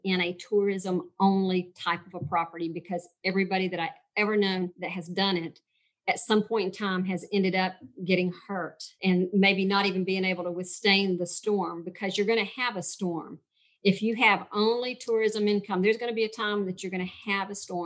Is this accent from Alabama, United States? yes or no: no; Georgia, United States; I am from Georgia